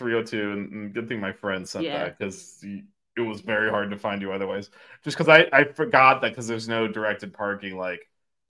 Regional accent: Miami, Florida, United States; moved away; I still just have my Miami area code.

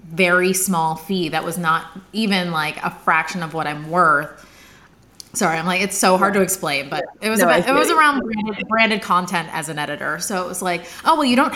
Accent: Bedford, New York, United States; moved away as an adult; now in London, United Kingdom; I'm originally from Bedford, New York, which is in Westchester County

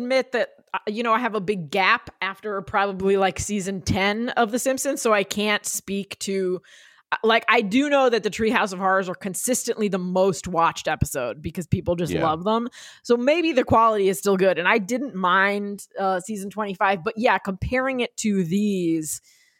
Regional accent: New Jersey, United States; And growing up in New Jersey, whenever there was a snowstorm or a rainstorm, my friends and I would say, lousy smarch weather.

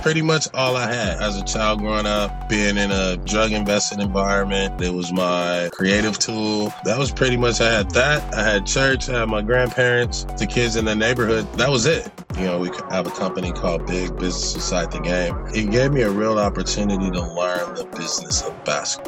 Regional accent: Los Angeles, California, United States; I come from South Central Los Angeles, and then I went to a private school in Santa Monica

